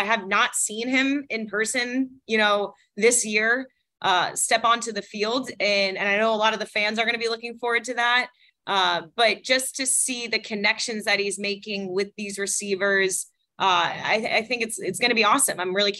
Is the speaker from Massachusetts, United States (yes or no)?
yes; Boston, Massachusetts, United States; accent: Boston; I'm from Boston, so I don't know if my Boston accent comes out here